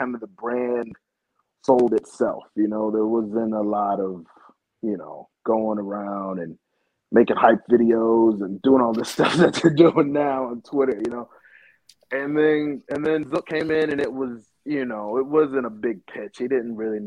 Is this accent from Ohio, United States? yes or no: no; Tallahassee, Florida, United States; I grew up in Tallahassee playing baseball and football